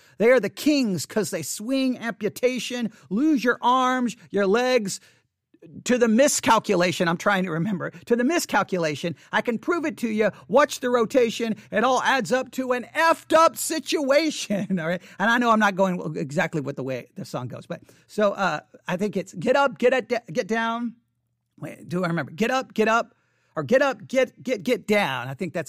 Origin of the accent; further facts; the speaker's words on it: Abilene, Texas, United States; also born or lived in Buffalo Gap, Texas; I was growing up in Abilene, Texas. I was growing up, I mean, well, actually, to be honest, in 1988, I wasn't even living in Abilene, Texas. I was living in Buffalo Gap, Texas. Yeah, Buffalo Gap, Texas. Population 269 people in Buffalo Gap.